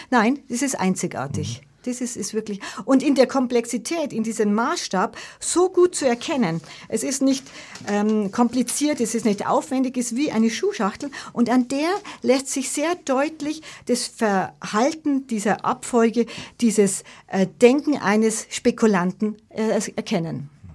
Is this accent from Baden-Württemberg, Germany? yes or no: no; Munich, Bavaria, Germany; Giesing ist ja wirklich meine Heimat und die Heimat meiner Vorfahren, wie ich schon gesagt habe, seit Generationen.